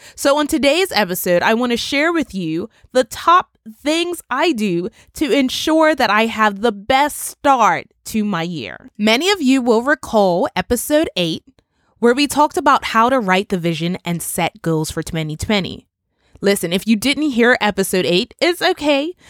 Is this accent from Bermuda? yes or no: yes; Bermuda; my island, my home country of Bermuda, where we are still under curfew regulations